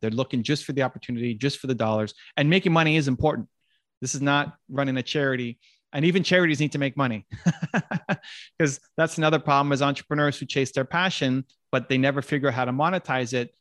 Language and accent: English; Toronto, Ontario, Canada; the Blue Jays, my hometown team